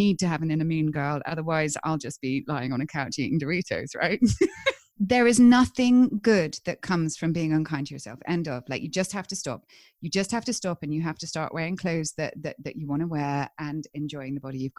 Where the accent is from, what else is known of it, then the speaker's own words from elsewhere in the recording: England, United Kingdom; I'm English